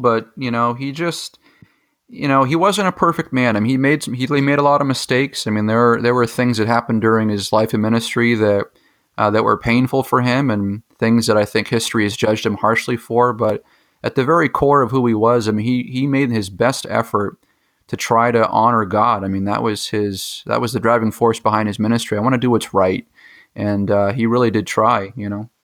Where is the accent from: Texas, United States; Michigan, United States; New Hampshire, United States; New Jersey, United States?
New Hampshire, United States; Gilmanton; Gilmanton, which is my hometown.